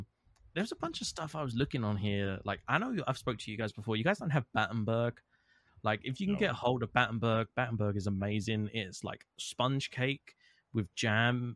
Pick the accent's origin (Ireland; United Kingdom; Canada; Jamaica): United Kingdom; I'm British